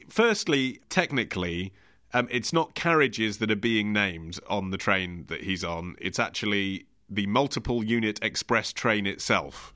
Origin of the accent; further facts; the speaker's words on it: United Kingdom; my instinct as a British man